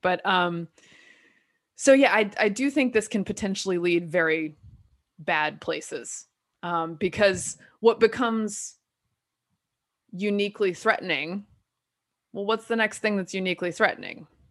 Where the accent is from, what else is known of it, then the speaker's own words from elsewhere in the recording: the South, United States; I'm from the South